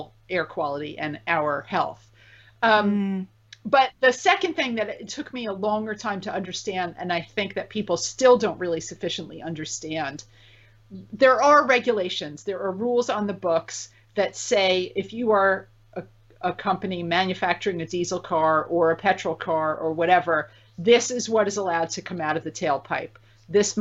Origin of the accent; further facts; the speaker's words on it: United States; I'm an American